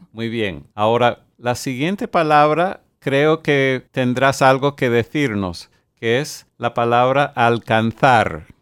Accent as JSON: {"language": "Spanish", "country": "United States", "tie": "born or raised there", "said": "mi país natal, los Estados Unidos"}